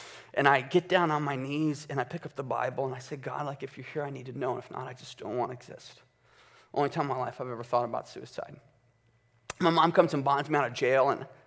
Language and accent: English; Chicago, Illinois, United States; I was born and raised in Chicago with my mother, father, and two twin sisters until I was 11 years old